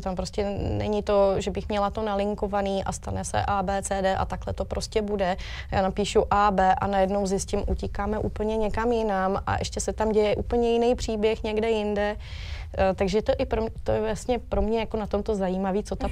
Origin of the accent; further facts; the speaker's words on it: Příbram area, Central Bohemian Region, Czechia; jsem tady odseď